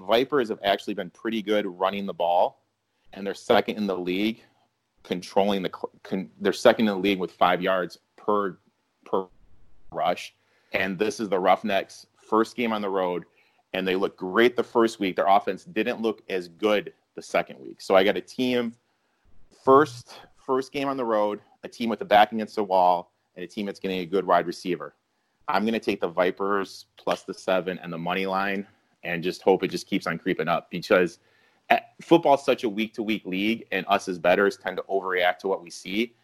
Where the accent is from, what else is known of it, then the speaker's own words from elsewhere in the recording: Mount Pleasant, Michigan, United States; I grew up in the hotbed of Mount Pleasant, Michigan